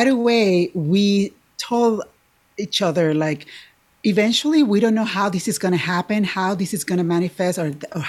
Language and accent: English; Puerto Rico; now in Illinois, United States; I was born in Puerto Rico. So over 30 years ago, my family moved to Illinois